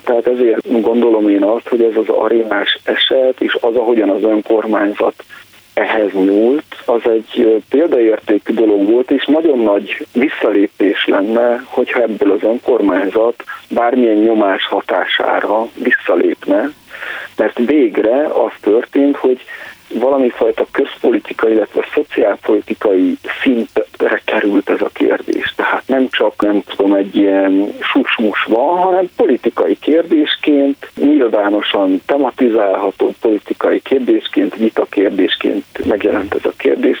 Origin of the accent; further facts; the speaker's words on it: Romania; amit mondjuk Romániában magyar kisebbségként tapasztalunk